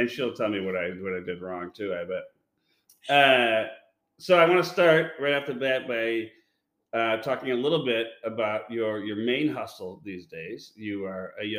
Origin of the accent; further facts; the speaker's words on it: Illinois, United States; my home state of Illinois